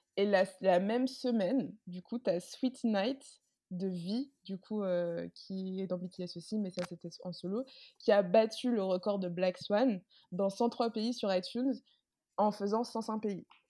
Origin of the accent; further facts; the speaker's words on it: Martinique; now in France; je viens de Martinique. Là-bas, c'est très fermé, culturellement parlant